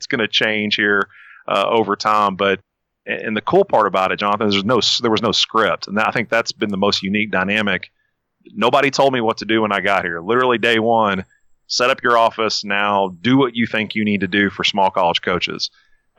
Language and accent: English; Frankfort, Kentucky, United States; accent: thick, hick Kentucky accent; born and raised in Frankfort, Kentucky, if your listeners can't tell by that thick, hick Kentucky accent, born and raised